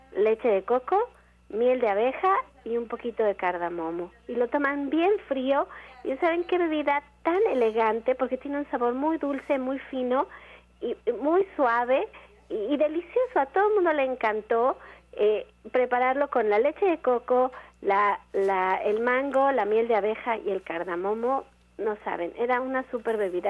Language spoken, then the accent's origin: Spanish; Mexico; como mexicano